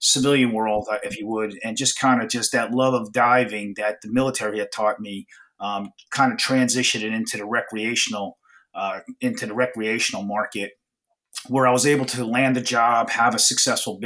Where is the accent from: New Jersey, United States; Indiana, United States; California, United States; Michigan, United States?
New Jersey, United States; New Jersey shore, United States; I grew up on the New Jersey shore